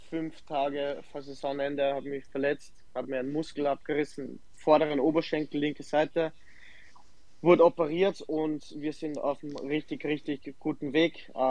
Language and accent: German; Salzburg, Austria; also born or lived in Germany; wie du schon erwähnt hast, 29 Jahre, gebürtiger Salzburg, angefangen ähm, bei mir am Dorf zu spielen, äh, nach Ried gegangen, dort Profi geworden, nach Deutschland, Dresden, Magdeburg